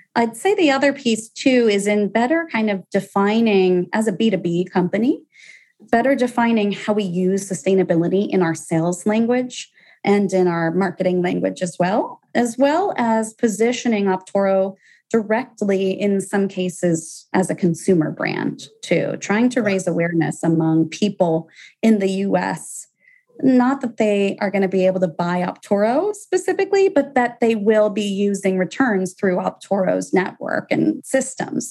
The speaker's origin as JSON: {"language": "English", "town": "Atlanta", "region": "Georgia", "country": "United States", "moved": "yes", "said": "I'm from Atlanta originally"}